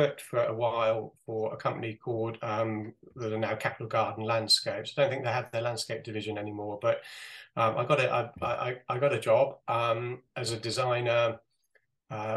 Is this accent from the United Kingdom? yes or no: yes; Cotswolds, South West England, United Kingdom; I grew up in the Cotswolds